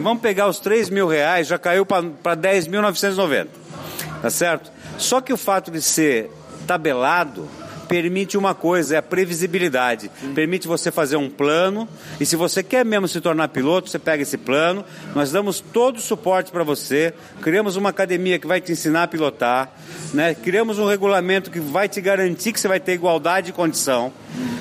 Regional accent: Brazil; nós como brasileiros

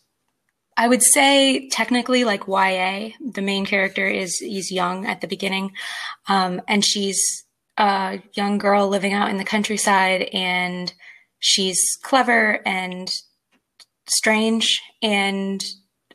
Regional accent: United States; I'm American.

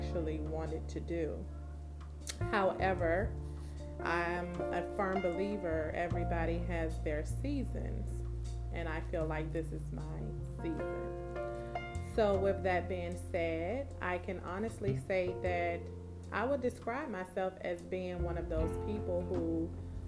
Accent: Petersburg, Virginia, United States; I am from Petersburg, Virginia, born and raised

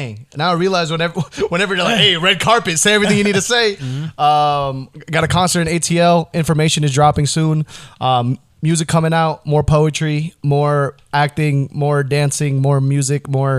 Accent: Indonesia; English is a second language; And I'm from Indonesia. We don't even have a reference point for a freaking football ball.

